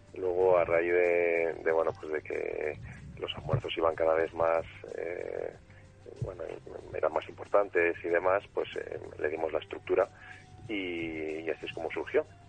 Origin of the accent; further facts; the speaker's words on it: Valladolid, Castile and León, Spain; moved away as an adult; also born or lived in Madrid; soy de Valladolid